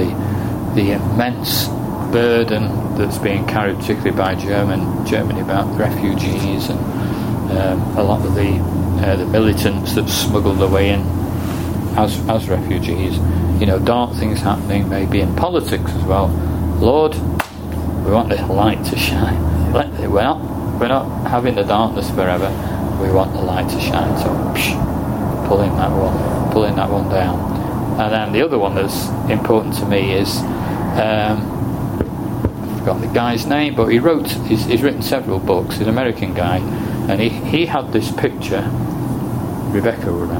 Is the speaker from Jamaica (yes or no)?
no; England, United Kingdom; I live in England, I was born in England